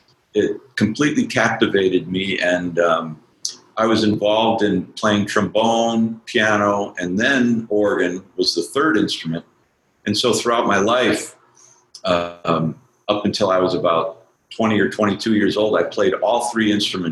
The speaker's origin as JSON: {"language": "English", "town": "Madison", "region": "Wisconsin", "country": "United States", "tie": "born or raised there", "said": "I grew up in Madison"}